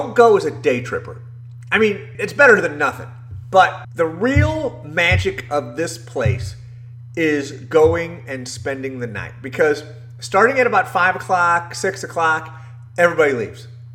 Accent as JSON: {"language": "English", "country": "United States", "said": "as an American"}